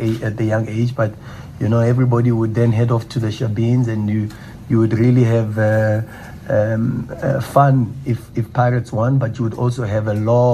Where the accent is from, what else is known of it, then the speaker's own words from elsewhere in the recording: Soweto, Gauteng, South Africa; As a Sowetan and as a young boy growing up in Orlando